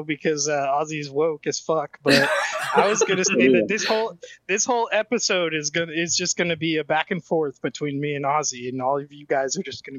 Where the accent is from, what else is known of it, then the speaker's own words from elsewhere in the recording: Maine, United States; we are born and raised in the whitest state, so we would probably have a similar ethnicity